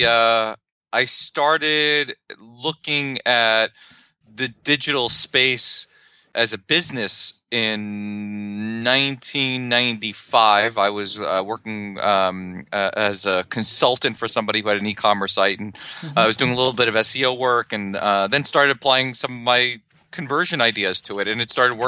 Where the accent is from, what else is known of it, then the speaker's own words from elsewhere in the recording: New York City, New York, United States; I grew up in Brooklyn, New York